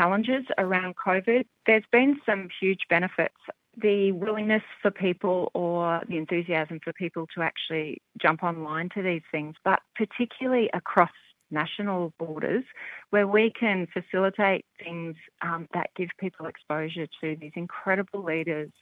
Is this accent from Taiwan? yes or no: no; Australia; accent: Australian; you'll hear from my accent that I'm Australian born and bred